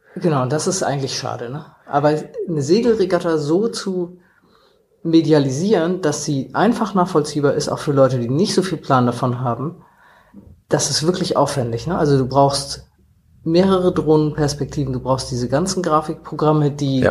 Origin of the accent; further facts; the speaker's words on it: Hamburg, Germany; wir Hamburger